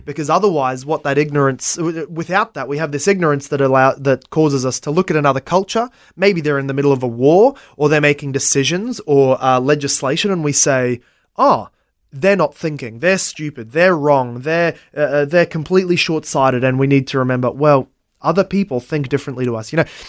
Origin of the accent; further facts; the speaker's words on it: Brisbane, Queensland, Australia; also born or lived in Logan / Ipswich; I was born in South Brisbane, uh, and, uh, have only ever lived